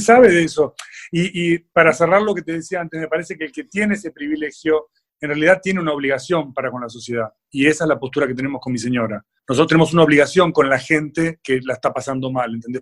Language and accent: Spanish; Argentina